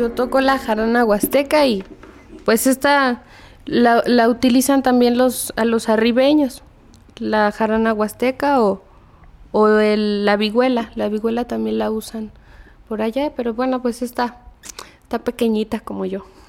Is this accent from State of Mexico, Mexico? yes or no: yes; State of Mexico, Mexico; also born or lived in Xichú, Guanajuato; Yo nací en Hichú, pero desde muy chica vine a vivir al Estado de México. Vivo acá desde que tengo tres años